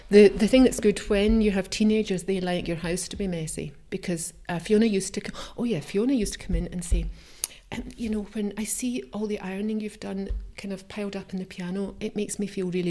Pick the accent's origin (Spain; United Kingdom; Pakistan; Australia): United Kingdom; Scotland; moved away as an adult; now in Switzerland; I mean, I would say that's my heritage. I am from Scotland.